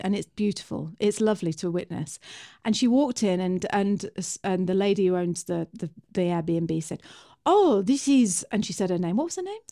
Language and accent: English; England, United Kingdom; me and Bri, we're English